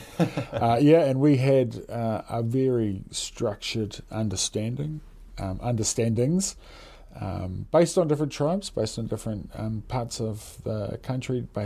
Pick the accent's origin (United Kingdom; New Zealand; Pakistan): New Zealand